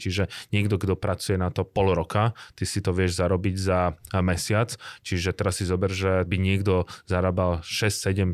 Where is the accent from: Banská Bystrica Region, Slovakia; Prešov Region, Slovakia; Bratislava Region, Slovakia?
Bratislava Region, Slovakia; Bratislava; also born or lived in Ostrava, Czech Republic; Ja som z Bratislavy